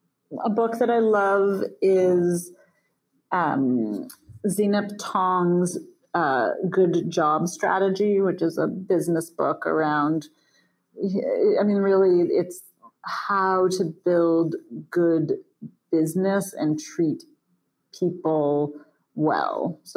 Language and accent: English; Toronto, Ontario, Canada; Oh, well, if we're going there, I'm from Toronto.